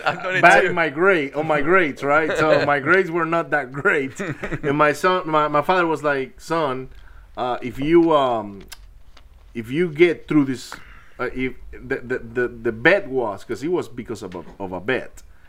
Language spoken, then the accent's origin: English; Maracaibo, Zulia, Venezuela; And we didn't have the problems you guys did in Venezuela, because I grew up in Maracaibo.